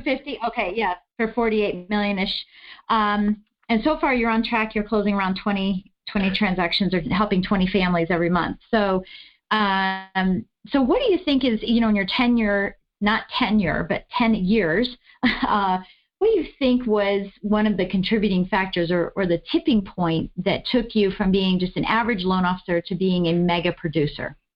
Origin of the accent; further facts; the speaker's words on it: East Coast, United States; I'm from the East Coast